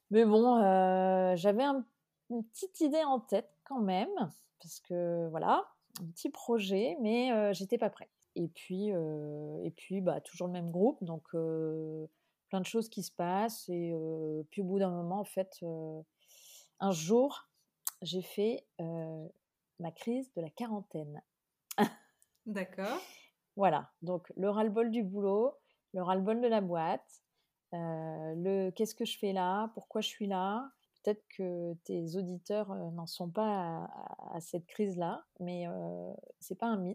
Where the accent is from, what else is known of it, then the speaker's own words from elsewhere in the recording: Limoges, Nouvelle-Aquitaine, France; moved away as an adult; also born or lived in Brussels; ma famille qui était à Limoges, puisque je suis originaire de Limoges.